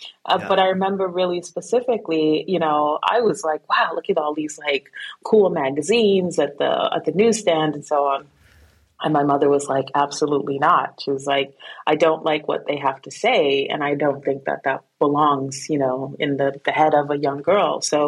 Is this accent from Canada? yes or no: no; Guyana; also born or lived in Brooklyn, United States; So I was born in Brooklyn, but my family is actually from South America, from Guyana. And so I was raised there.